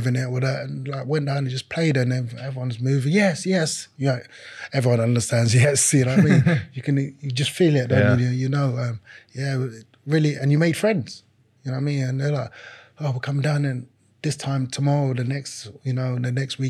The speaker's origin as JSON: {"language": "English", "region": "London", "country": "United Kingdom", "tie": "born or raised there", "second_language": "English", "said": "growing up, being in London"}